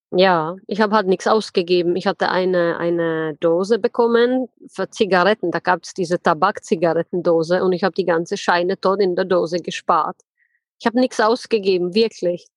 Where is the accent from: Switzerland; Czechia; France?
Czechia; also born or lived in Plzeň, Czech Republic / Karlovy Vary, Czech Republic; now in Germany; ich bin in Tschechien geboren, in wunderschönen Pilzen. Das ist ja der Bierstadt, kennt ja wahrscheinlich ja. jeder. Bin dann in äh, Karlsbad groß geworden